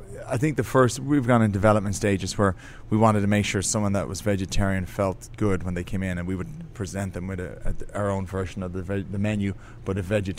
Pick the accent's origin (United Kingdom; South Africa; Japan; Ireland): Ireland; We started making breads at home, trying to make bread because I'm Irish.